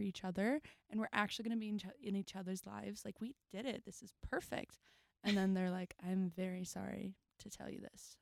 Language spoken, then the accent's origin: English; Dallas, Texas, United States; now in Nashville, United States; I'm actually from Texas